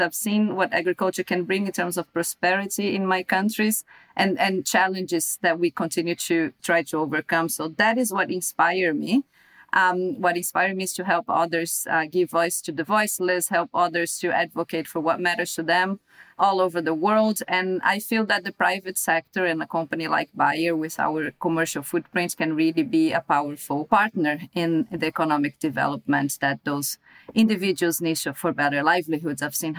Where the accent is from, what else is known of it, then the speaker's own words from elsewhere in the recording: Brazil; moved away; my home country in Brazil, I come from Brazil